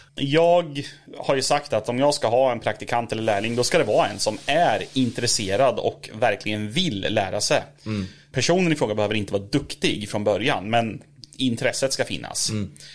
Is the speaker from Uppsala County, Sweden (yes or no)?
no; Norrköping, Östergötland, Sweden; jag är, eh, född och uppvuxen i Norrköping